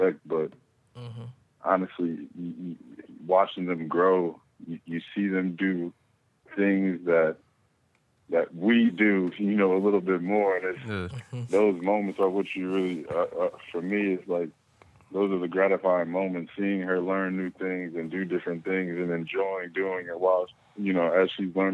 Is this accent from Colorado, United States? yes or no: no; East Orange, New Jersey, United States; now in Austin, United States; from East Orange, New Jersey, now Austin, Texas.